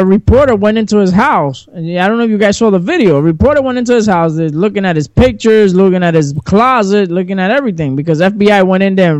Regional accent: New York City, New York, United States; I grew up in Queens and Corona, and there used to be a lot of little mom and pop shops and stuff like that.

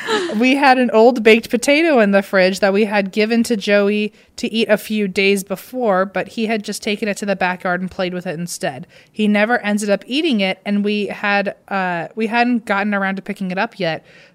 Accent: British Columbia, Canada; I'm from Vancouver Island and I was at your Vancouver live show.

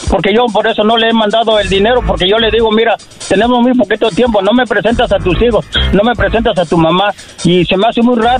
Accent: Tabasco, Mexico; Del estado de Tabasco.

